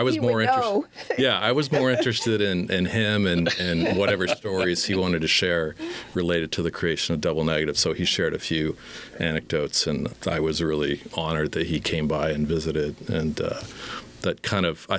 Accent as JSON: {"language": "English", "town": "Las Vegas", "region": "Nevada", "country": "United States", "tie": "born or raised there", "also_born_or_lived": "Chapel Hill, North Carolina", "said": "born in Vegas"}